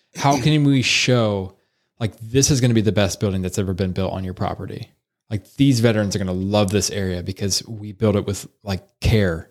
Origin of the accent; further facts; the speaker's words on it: Salina, Ohio, United States; I grew up here in Salina, Ohio